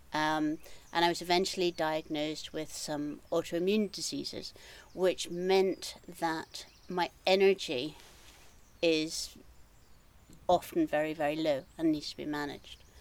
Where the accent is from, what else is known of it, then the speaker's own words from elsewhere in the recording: just outside Edinburgh, Scotland, United Kingdom; moved away as an adult; also born or lived in Glasgow; now in Trossachs, United Kingdom; I am Scottish. I mm-hmm. grew up on the east coast, uh, just outside Edinburgh